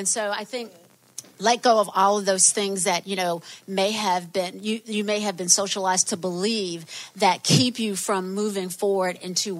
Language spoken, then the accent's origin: English; the South, United States; moved away as an adult; I grew up in the South